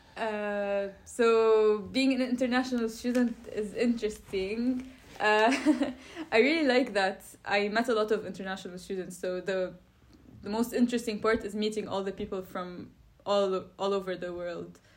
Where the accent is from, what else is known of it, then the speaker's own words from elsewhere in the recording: Lebanon; moved away as an adult; now in Brussels, Belgium; I'm Lebanese, so I come from Lebanon